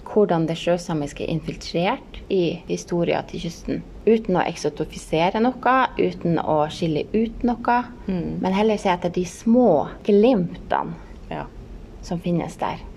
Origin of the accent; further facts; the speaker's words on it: Hammerfest, Finnmark, Norway; moved away; er jeg jo her fra Hammerfest